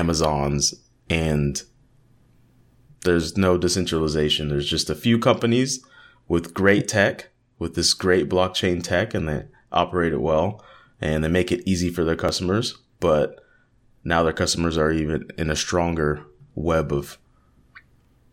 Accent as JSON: {"language": "English", "country": "United States", "said": "I'm from the States"}